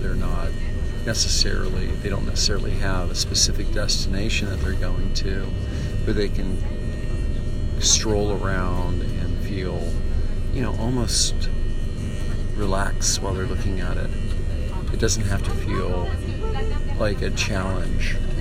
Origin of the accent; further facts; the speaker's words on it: United States; I'm an American photographer